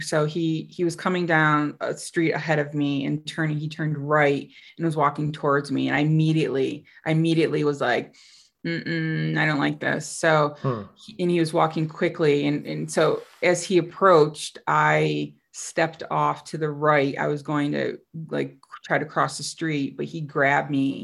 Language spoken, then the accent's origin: English; upstate New York, United States; moved away as an adult; also born or lived in Costa Rica; it's my hometown, um, you know, small city in upstate New York.